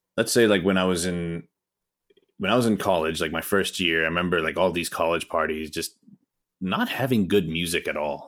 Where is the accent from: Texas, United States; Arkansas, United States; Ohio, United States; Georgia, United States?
Georgia, United States; Atlanta; also born or lived in Pakistan; I was actually born in the States. So, I was born here in Atlanta